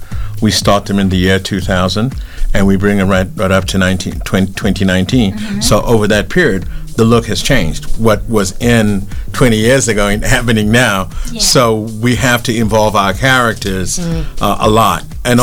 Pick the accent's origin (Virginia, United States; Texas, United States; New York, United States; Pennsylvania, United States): New York, United States; also born or lived in London, United Kingdom; And yeah, I grew up in New York and London, so I know my fashion.